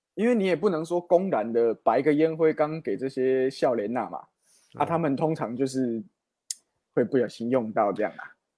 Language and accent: Chinese; Guanmiao, Tainan, Taiwan; 我小时候跟詹哥一样啊，也是在这个关庙长大